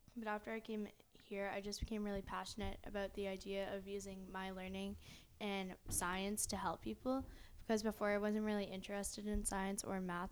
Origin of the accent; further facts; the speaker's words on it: Riverview, New Brunswick, Canada; we're from Riverview, New Brunswick